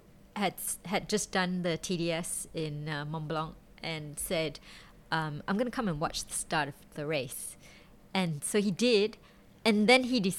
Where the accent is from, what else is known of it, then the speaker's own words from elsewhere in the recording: Singapore; being Singaporean